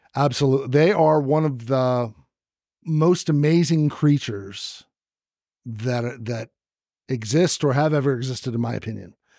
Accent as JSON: {"language": "English", "area": "the Bay Area", "region": "California", "country": "United States", "tie": "born or raised there", "also_born_or_lived": "Arizona", "moved": "as an adult", "said": "I grew up in the Bay Area"}